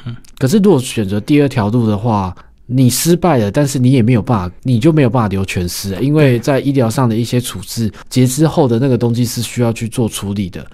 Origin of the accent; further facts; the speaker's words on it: Taiwan; 我们台湾人